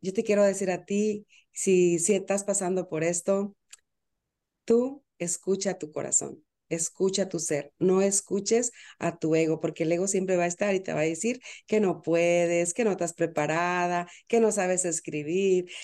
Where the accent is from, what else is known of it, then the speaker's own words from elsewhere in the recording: Veracruz, Mexico; now in Florida, United States; yo soy mexicana, nací en Veracruz, pero hoy por hoy estoy en Florida.